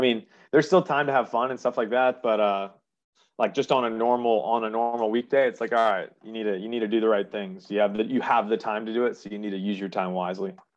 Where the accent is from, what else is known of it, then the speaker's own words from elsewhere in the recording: Jacksonville, Florida, United States; also born or lived in Charleston; born and raised in Jacksonville, grew up, went to RPDS for elementary school